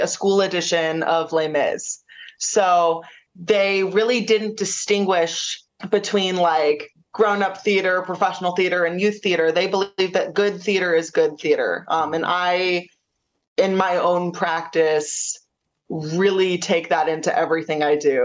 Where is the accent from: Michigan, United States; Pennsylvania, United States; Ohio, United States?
Ohio, United States; Cleveland; I was born and raised in Cleveland, Ohio.